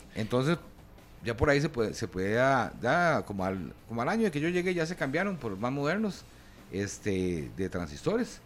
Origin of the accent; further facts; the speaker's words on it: San Antonio de Belén, Heredia, Costa Rica; en Belén, San Antonio de Belén, yo soy nativo de Belén